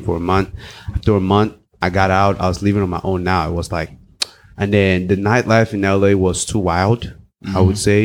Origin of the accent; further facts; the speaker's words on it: Cameroon; also born or lived in Los Angeles, United States / South Africa; now in United States; I grew up in West Africa. Precisely, I grew up in Cameroon. I speak English and French